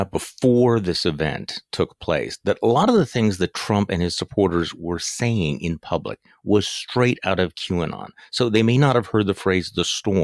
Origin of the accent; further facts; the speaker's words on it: Wisconsin, United States; my home state senator, you know, Ron Johnson